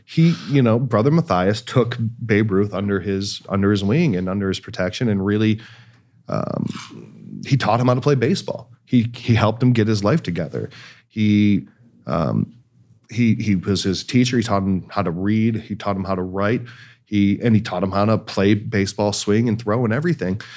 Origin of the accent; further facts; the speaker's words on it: Cleveland, Ohio, United States; now in Los Angeles, United States; I'm from Cleveland